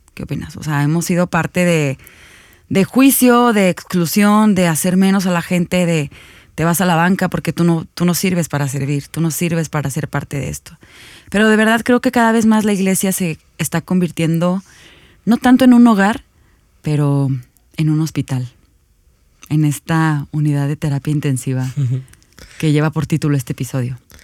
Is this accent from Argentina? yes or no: no; Mexico; como ciudadanos mexicanos